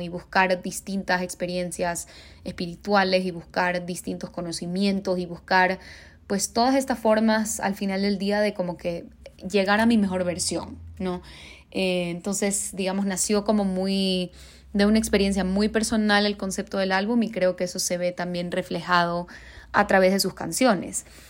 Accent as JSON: {"language": "Spanish", "town": "Guayaquil", "region": "Guayas", "country": "Ecuador", "moved": "yes", "lives_now": "Mexico City, Mexico", "said": "soy una cantautora de Guayaquil, Ecuador, que vive en Ciudad de México"}